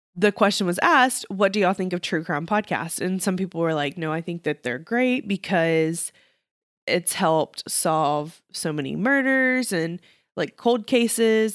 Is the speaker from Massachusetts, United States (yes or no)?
no; Texas, United States; being a Texan